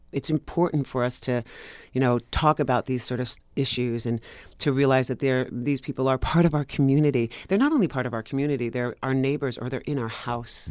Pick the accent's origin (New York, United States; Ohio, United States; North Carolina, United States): New York, United States; New York City; I'm born and raised in Greenwich Village, New York